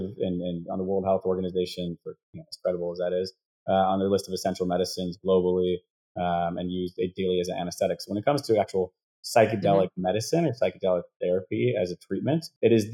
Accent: Wisconsin, United States; I grew up in Wisconsin

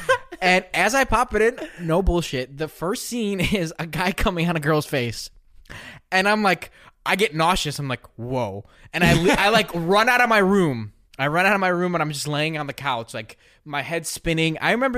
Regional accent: Chicago, Illinois, United States; accent: Chicago; That's so strange because I don't notice my Chicago accent at all.

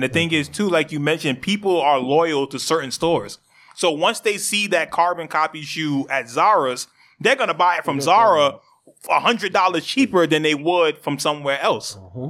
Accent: New York City, New York, United States; So we're from the Bronx.

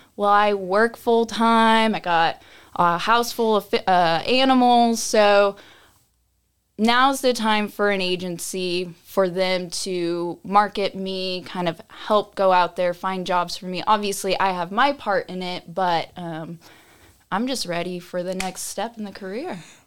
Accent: Austin, Texas, United States; I grew up here in Austin.

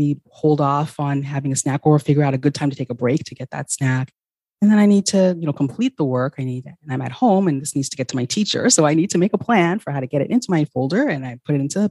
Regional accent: Ghana; moved away; I'm originally from Ghana

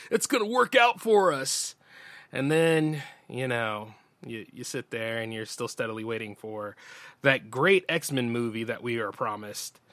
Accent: Delaware, United States; born or raised there

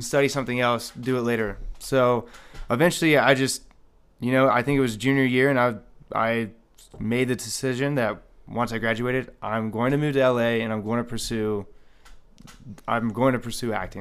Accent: Marietta, Ohio, United States; now in Las Vegas, United States; So I'm originally born and raised in a small town named Marietta, Ohio. And never in a million years would I expect to end up in Las Vegas.

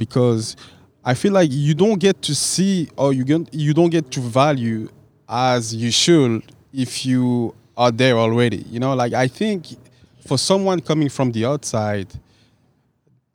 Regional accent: Belgium; English is a second language; moved away as an adult; now in Los Angeles, United States; I grew up in Belgium

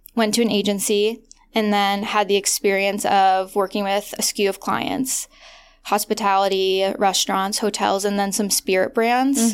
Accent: Midwest, United States; moved away; also born or lived in Los Angeles; I grew up in the Midwest

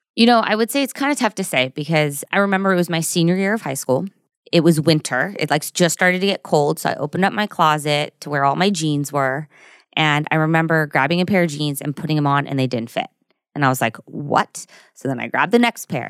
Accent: Burbank, California, United States; also born or lived in Newport Beach / Orange County; I'm from Burbank, which is near Studio City, Universal Studios

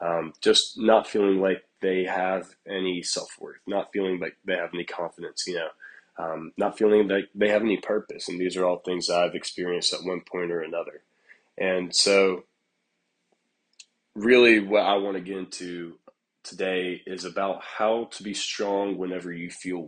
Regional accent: Prattville, Alabama, United States; born and raised in Prattville, Alabama

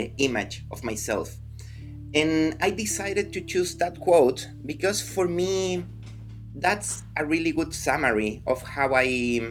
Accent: Chile; moved away; Yeah, I'm from Chile. I moved here in 2015. But yeah, I've been around. I started seeing the world and living in different countries quite early in my life.

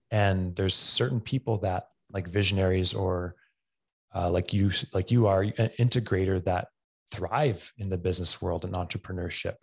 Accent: Camrose, Alberta, Canada; also born or lived in Edmonton; Camrose, which is my hometown I grew up

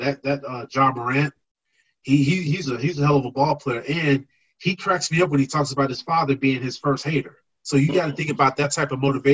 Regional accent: Chicago, Illinois, United States; you know how we feel here in Chicago.

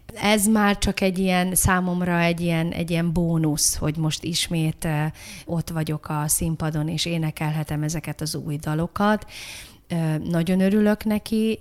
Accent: Budapest, Hungary; innen nem messze, a hetedik kerületben, Erzsébet városban, a Péter Sándor utcában

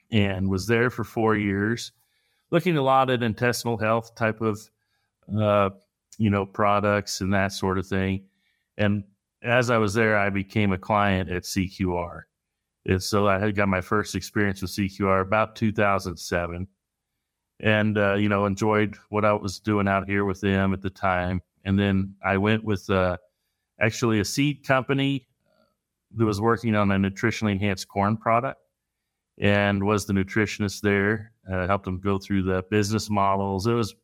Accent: Missouri, United States; I'm from Northern Missouri originally

